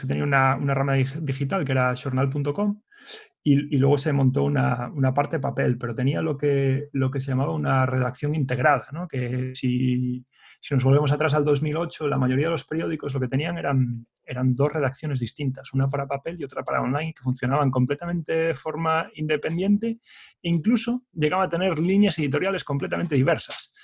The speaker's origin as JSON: {"language": "Spanish", "town": "Ourense", "region": "Galicia", "country": "Spain", "also_born_or_lived": "A Coruña / Dublin, Ireland", "moved": "as an adult", "said": "en Ourense, que es de donde soy yo originalmente"}